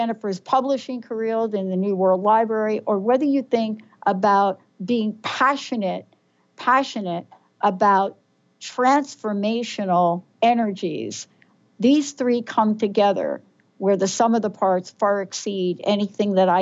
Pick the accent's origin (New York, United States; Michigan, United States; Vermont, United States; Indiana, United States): New York, United States; New York City; as a kid growing up in the Bronx